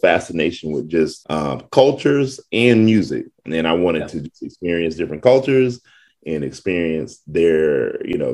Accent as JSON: {"language": "English", "town": "East Point", "region": "Georgia", "country": "United States", "tie": "born or raised there", "also_born_or_lived": "Camilla, Georgia", "said": "raised in Atlanta for sure. Grew up in the East Point area of Atlanta"}